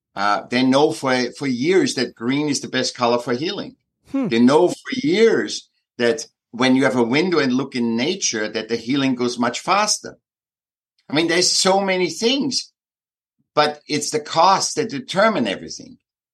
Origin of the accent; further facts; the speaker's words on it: Vienna, Austria; Yeah, I'm from Vienna, from Austria.